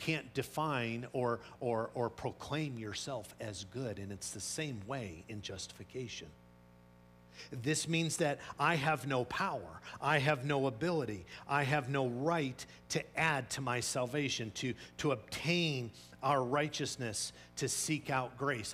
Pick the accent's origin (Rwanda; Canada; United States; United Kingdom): United Kingdom; Scotland; I'm Scottish